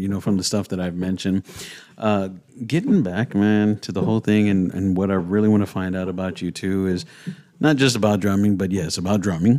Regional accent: San Antonio, Texas, United States; when we were growing up, it was pretty fucking rough, 'cause I'm from the creek

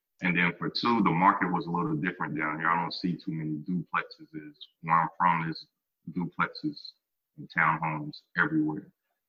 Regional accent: Lexington, Kentucky, United States; moved away as an adult; now in Houston, United States; So the hometown that I'm originally from, I'm from Lexington, Kentucky.

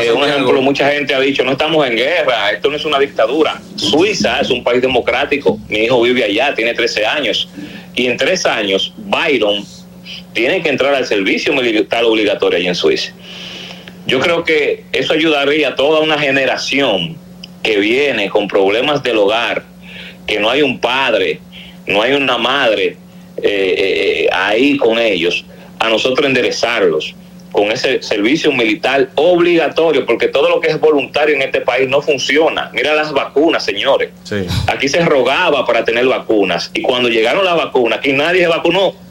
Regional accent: Dominican Republic; soy dominicano con cédula de identidad electoral

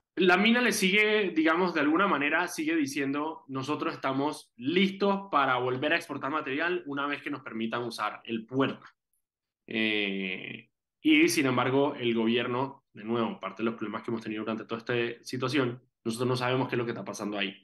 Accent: Panama; aquí en Panamá

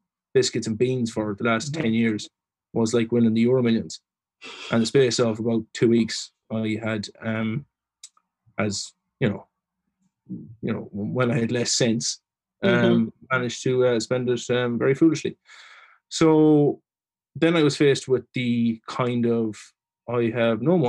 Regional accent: Leitrim, Ireland; moved away as an adult; also born or lived in Manorhamilton / Dublin; I am from Leitrim

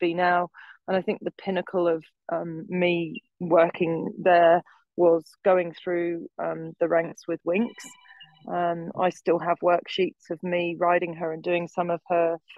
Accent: Sussex, South East England, United Kingdom; now in Australia; I'm from Sussex, actually

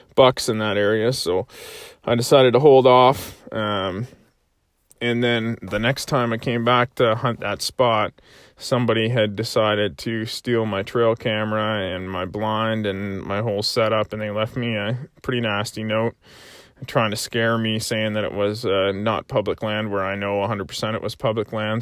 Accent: Prince Edward Island, Canada; growing up in, uh, in P

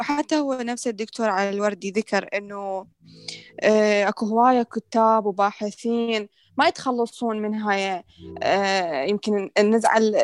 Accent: Iraq; احنا هسه العراقيين ندرس

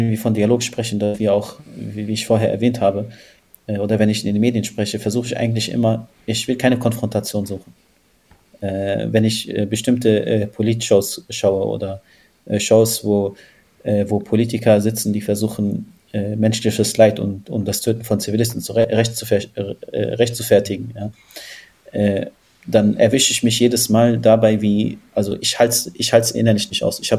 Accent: Palestine; Wir haben immer das Gefühl, wenn man als Palästinenser spricht, wird man als allererstes politisiert

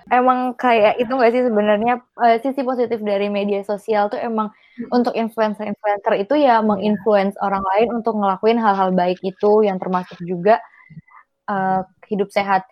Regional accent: Pati, Central Java, Indonesia; also born or lived in Yogyakarta

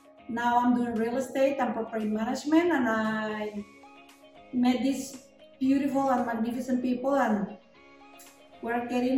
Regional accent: Hermosillo, Sonora, Mexico; now in Puerto Peñasco, Mexico; I'm originally from Hermosillo, Sonora. I have 20 years living in Peñasco. The first time I came to Peñasco was about like 22 years ago.

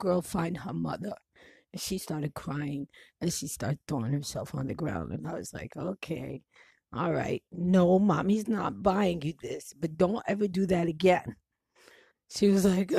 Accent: New York, United States; I'm from New York

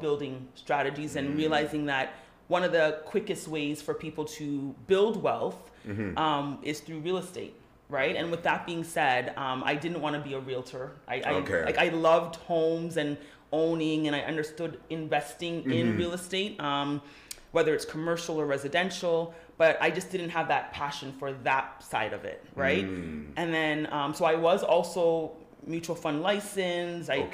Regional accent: Toronto, Ontario, Canada; I grew up in Galloway

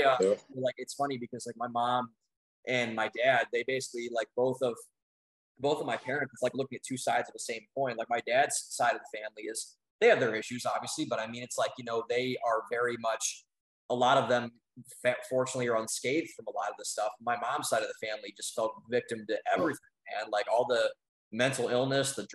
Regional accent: Midwest, United States; moved away; I'm from the Midwest

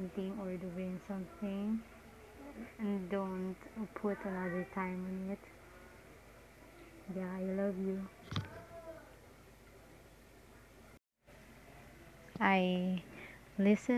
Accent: Parañaque, Metro Manila, Philippines

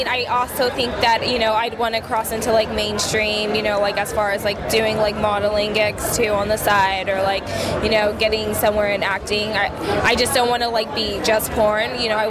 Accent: California, United States; I'm from California.

